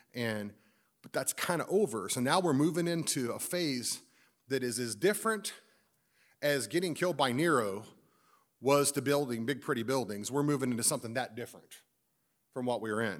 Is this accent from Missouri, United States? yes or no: yes; Missouri, United States; I'm just from Missouri